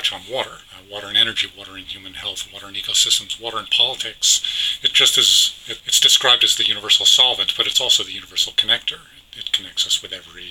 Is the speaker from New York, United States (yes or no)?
yes; New York City, New York, United States; I grew up in New York City